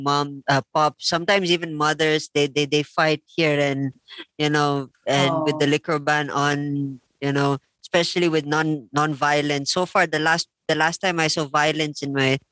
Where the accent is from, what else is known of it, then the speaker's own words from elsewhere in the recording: Philippines; moved away as an adult; also born or lived in India; now in La Trinidad, Philippines; I grew up in the Philippines, actually. And then 2005, I left. And then I went to India